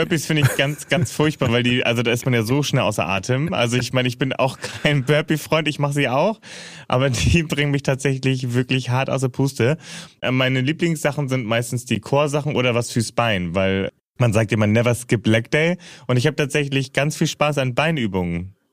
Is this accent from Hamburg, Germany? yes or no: yes; Hamburg, Germany; wer das Airbuswerk kennt in Finkenwerder in Hamburg, äh, da bin ich groß geworden